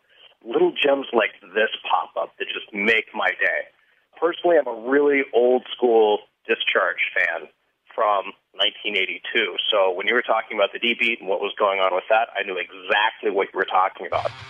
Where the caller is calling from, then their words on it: Chicago, Illinois, United States; calling from Chicago.